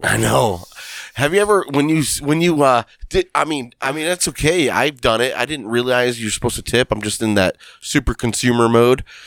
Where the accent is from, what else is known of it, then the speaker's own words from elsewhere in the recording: Lorain, Ohio, United States; I'm from Lorraine